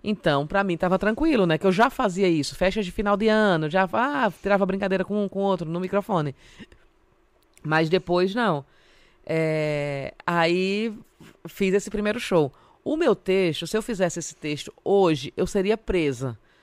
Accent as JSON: {"language": "Portuguese", "town": "Palmeira dos Índios", "region": "Alagoas", "country": "Brazil", "tie": "born or raised there", "also_born_or_lived": "Maceió, Brazil", "accent": "nordestina", "moved": "as an adult", "lives_now": "São Paulo, Brazil", "said": "lá em Maceió, que é de onde eu sou"}